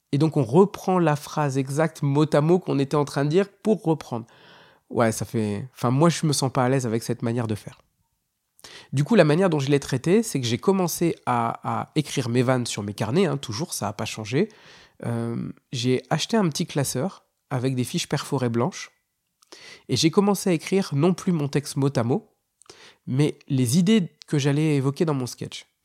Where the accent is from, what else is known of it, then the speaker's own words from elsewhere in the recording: Hauts-de-France, France; je suis originaire du Nord.